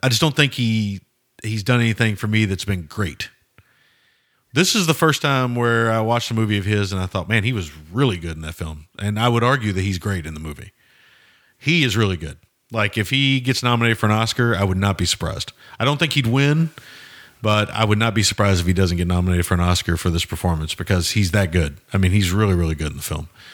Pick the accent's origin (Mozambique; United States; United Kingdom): United States; the South; as a Southerner